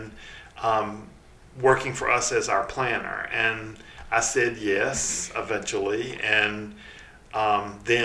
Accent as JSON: {"language": "English", "town": "Hickory", "region": "North Carolina", "country": "United States", "tie": "born or raised there", "moved": "yes", "lives_now": "Charlotte, United States", "said": "I grew up in Hickory, North Carolina, about an hour up the road."}